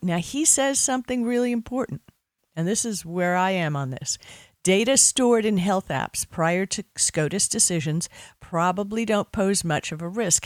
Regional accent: Miami Beach, Florida, United States; I grew up on Miami Beach

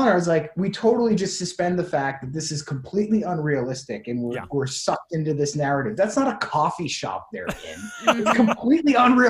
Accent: Clinton, Massachusetts, United States; the street I grew up on, Main Street in Clinton, Massachusetts.

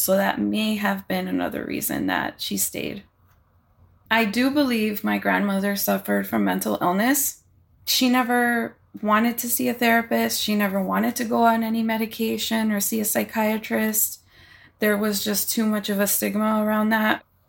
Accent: Hialeah, Florida, United States; I grew up in Hialeah, Florida

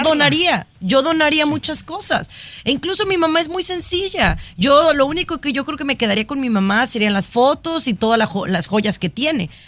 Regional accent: Mexico; es mi gente porque soy mexicana

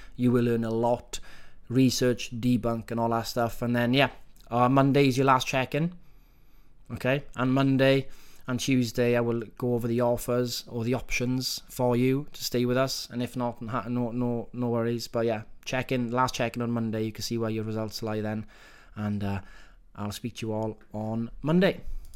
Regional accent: Wales, United Kingdom; accent: Welsh; my Welsh accent

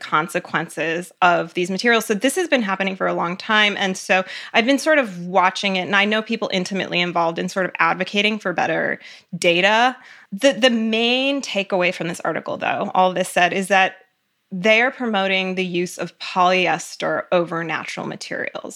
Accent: Cleveland, Ohio, United States; also born or lived in Connecticut; I grew up mainly in Cleveland, Ohio

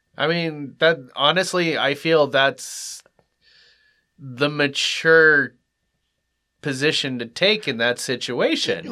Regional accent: United States; I'm American

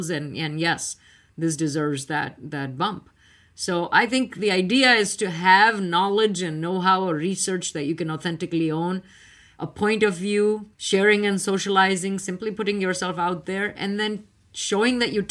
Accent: India; now in United States; I was on the East Coast. I came from India. I hadn't heard much about it.

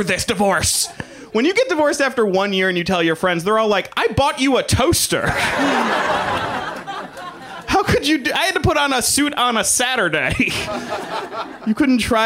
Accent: the South, United States; I'm from the South, and I have a bunch of family members

